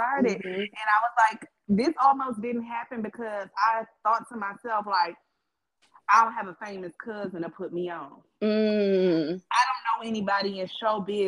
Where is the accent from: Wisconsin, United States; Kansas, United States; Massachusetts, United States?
Wisconsin, United States; Milwaukee; I grew up in Milwaukee